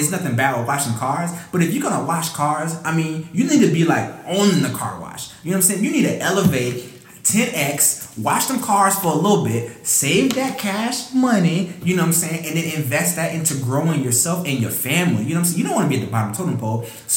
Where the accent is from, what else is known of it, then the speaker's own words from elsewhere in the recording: Decatur, Georgia, United States; I grew up in Decatur, Georgia